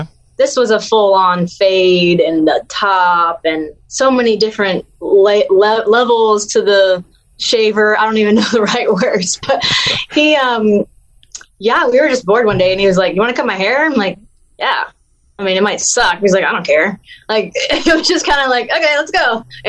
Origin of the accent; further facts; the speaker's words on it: the South, United States; accent: Southern; now in Los Angeles, United States; I'm very Southern. my accent might not be as strong as it used to, because when I moved to Los Angeles, I took dialects training to get rid of my accent.